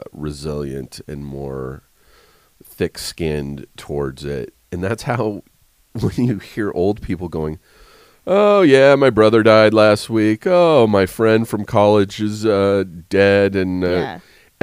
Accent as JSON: {"language": "English", "town": "Riverside", "region": "California", "country": "United States", "lives_now": "Los Angeles, United States", "said": "I'm from Riverside, like an hour away from here in L.A."}